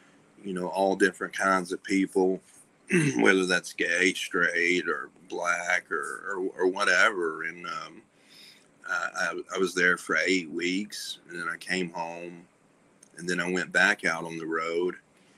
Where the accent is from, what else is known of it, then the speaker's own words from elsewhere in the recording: Birmingham, Alabama, United States; moved away as an adult; also born or lived in Charlotte, North Carolina; I'm from the South, like deep South, and I grew up right outside of Birmingham